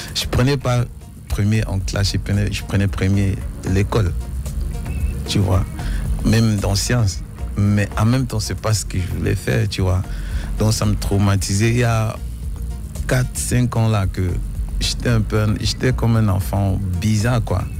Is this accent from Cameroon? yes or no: yes; the North-West, Northwest Region, Cameroon; je viens du Nord-Ouest. Euh, mes parents viennent du Nord-Ouest, ma mère et mon père